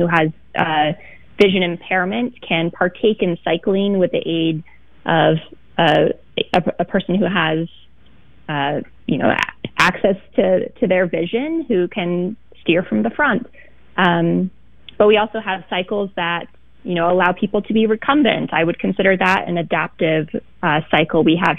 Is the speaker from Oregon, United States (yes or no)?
yes; Beaver Creek, Oregon, United States; Well, I mean, Beaver Creek is a small town, sort of on the cusp of where things get pretty rural outside of Portland. If I were to characterize my childhood, it's pretty much playing outside all the time as much as I could.